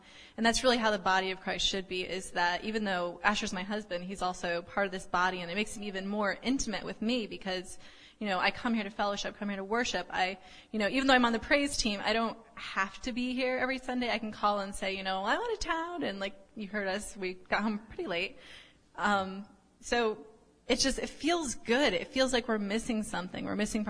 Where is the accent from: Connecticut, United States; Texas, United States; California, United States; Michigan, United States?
Connecticut, United States; moved away; our family is, we're originally from Connecticut